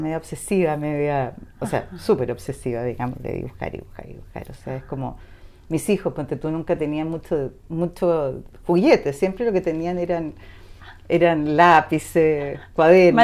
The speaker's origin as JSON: {"language": "Spanish", "country": "Chile", "said": "somos chilenos, absolutamente chilenos"}